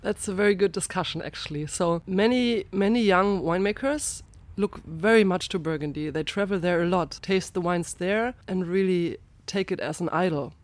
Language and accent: English; Ingelheim, Rhineland-Palatinate, Germany; I'm from Rheinhessen, from the very northern part in that region, from Ingelheim.